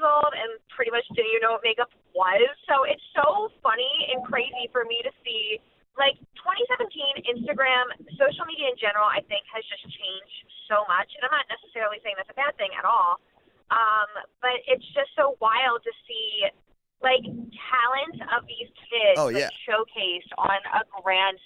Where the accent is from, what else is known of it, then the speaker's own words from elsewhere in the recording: New Jersey, United States; moved away as an adult; also born or lived in Kentucky / Virginia / Texas; now in Los Angeles, United States; I'm originally from New Jersey, about 10 minutes outside of Philly